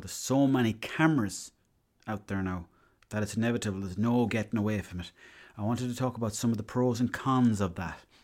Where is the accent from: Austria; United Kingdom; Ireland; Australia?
Ireland; I was from Ireland